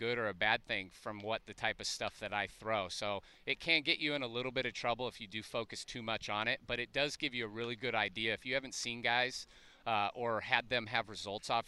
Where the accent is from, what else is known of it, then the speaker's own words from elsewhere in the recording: San Diego, California, United States; moved away as an adult; growing up in San Diego